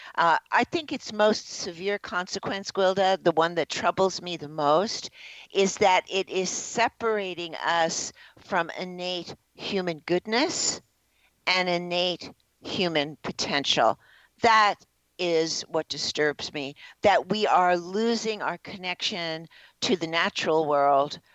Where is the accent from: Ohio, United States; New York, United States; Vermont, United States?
New York, United States; New York City; I was born in the Bronx, New York